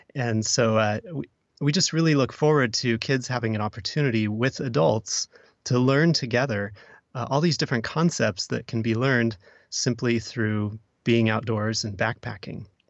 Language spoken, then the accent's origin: English; Oregon, United States; I'm also from Oregon